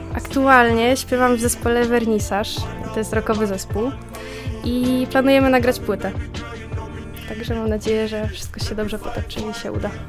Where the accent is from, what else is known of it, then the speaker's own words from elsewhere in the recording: Zduńska Wola, Łódź Voivodeship, Poland; ja pochodzę ze Zduńskiej Woli